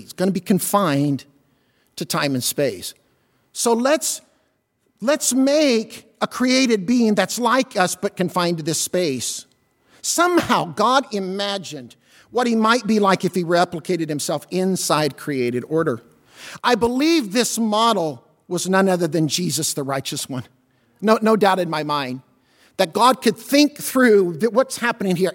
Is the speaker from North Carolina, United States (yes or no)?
no; Southern Illinois, United States; I'm from Southern Illinois